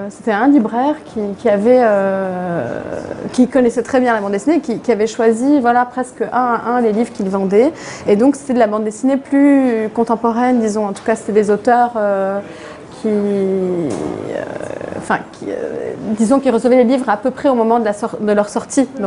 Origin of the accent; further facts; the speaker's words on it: Beirut, Beirut Governorate, Lebanon; moi je suis née à Beyrouth euh, pendant, pendant la guerre civile